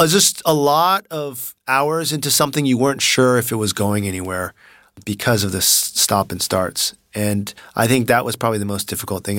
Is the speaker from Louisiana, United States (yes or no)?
no; Palo Alto, California, United States; moved away as an adult; now in China; I grew up in Palo Alto